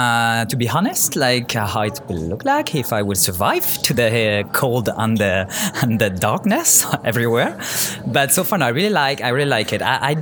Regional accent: Rennes, Brittany, France; English is a second language; moved away as an adult; also born or lived in Paris, France; now in Stockholm, Sweden; I'm coming from France, actually. I was born in like Brittany, Western France, Rennes, for me, to be more precise. But it has been like 13 years now that I'm living in Paris, so I call myself as a Parisian, like most of the time.

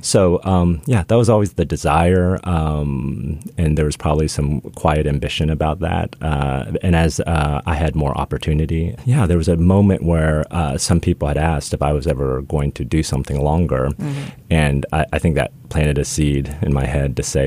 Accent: Midwest, United States; I grew up in the Midwest

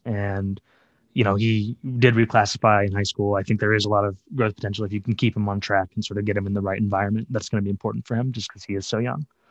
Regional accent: Chicago, Illinois, United States; I grew up in Chicago, uh, on the south side of Chicago

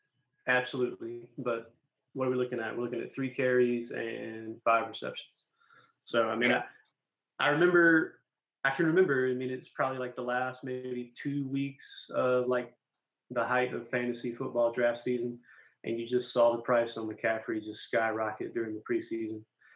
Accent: South Carolina, United States; also born or lived in Mississippi; now in North Carolina, United States; we didn't have a team always when I grew up in South Carolina.

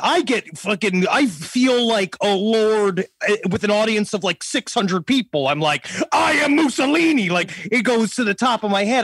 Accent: New York City, New York, United States; I'm from Queens

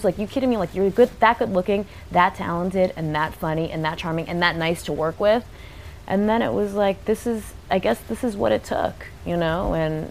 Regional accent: San Francisco, California, United States; I grew up in San Francisco

